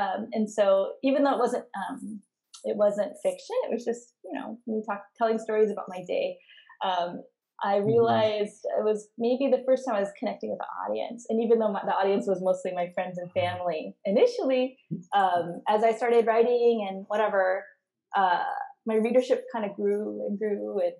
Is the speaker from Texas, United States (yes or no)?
no; Monterey, California, United States; born there; Like Yumi, I was born in the United States to immigrant parents. My parents immigrated in the 70s, and my dad was in the U.S. Army. And I was actually born on a base. I was born in Monterey, California in 1980.